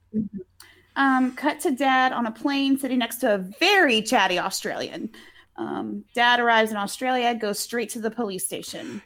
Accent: Alabama, United States; accent: Alabama

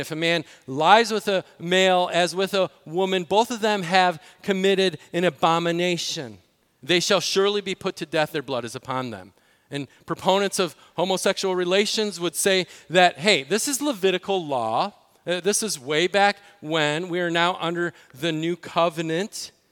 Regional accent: Illinois, United States; in Illinois, my home state

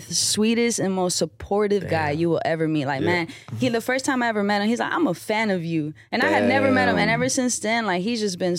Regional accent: Austin, Texas, United States; also born or lived in Georgetown, Texas; born and raised in Georgetown, which is it's about like 30 minutes away from Austin. It's like, you know, it's real close, but I like grew up in the city of Austin

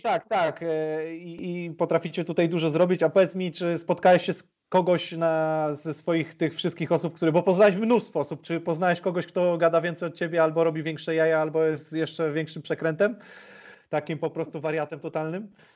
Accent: Łask, Łódź Voivodeship, Poland; z mojego miasta, z Łasku, bo ja pochodzę z Łasku

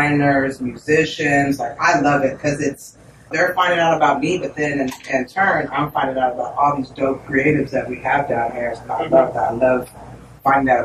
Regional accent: Austin, Texas, United States; Born and raised Austin, Texas, Southside. Lived here all my life.

